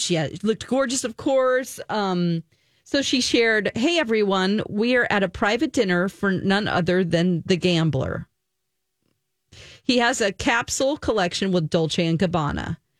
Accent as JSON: {"language": "English", "region": "the South", "country": "United States", "said": "I'm from the South, and they're like, my daddy, you know?"}